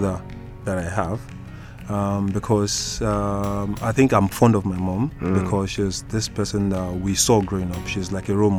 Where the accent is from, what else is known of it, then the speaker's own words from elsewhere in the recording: Lagos, Nigeria; also born or lived in Port Harcourt / Bayelsa / Imo State; now in northern Nigeria; Grew up in Lagos